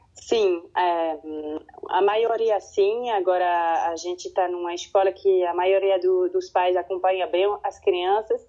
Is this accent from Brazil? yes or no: no; French-speaking Switzerland, Romandy, Switzerland; first language French; Portuguese is a second language; a minha língua materna é francês. Certo. Eu cresci aqui na Suíça, na parte que fala francês